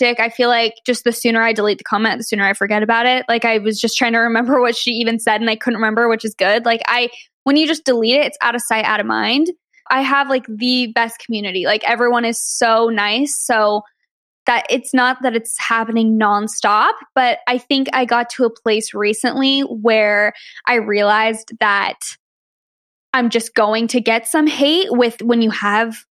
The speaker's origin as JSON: {"language": "English", "region": "Arizona", "country": "United States", "moved": "yes", "said": "I'm from Arizona originally"}